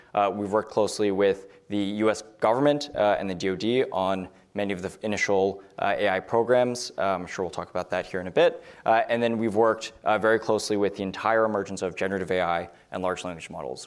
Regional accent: Los Alamos, New Mexico, United States; I grew up in Los Alamos, New Mexico

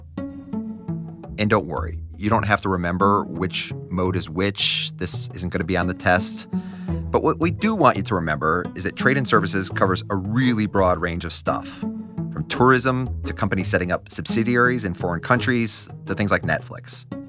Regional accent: United States; As an American

